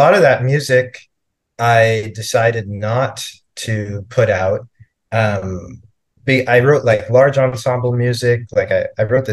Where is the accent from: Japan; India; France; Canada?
Canada; moved away as an adult; also born or lived in Toronto, Canada; now in New York City, United States; I'm from Canada. And I was living in Toronto at the time